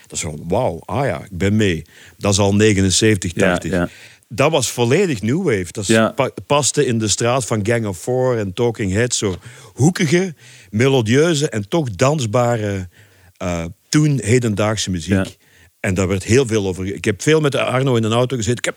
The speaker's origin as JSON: {"language": "Dutch", "town": "Leopoldsburg", "region": "Flanders", "country": "Belgium", "moved": "as an adult", "said": "Enfin, ik kwam uit Leopoldsburg om te studeren in Brussel. Mhm. Eind jaren zeventig."}